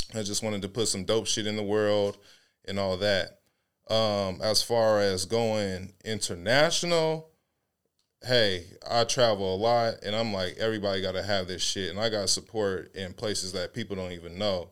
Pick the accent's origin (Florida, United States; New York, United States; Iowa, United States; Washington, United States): Washington, United States; Seattle; I'm from Seattle